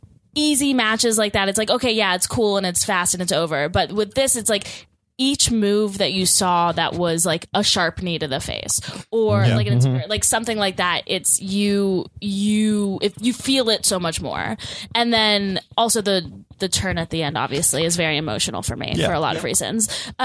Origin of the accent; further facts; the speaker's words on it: Houston, Texas, United States; from Texas. I'm having flashbacks.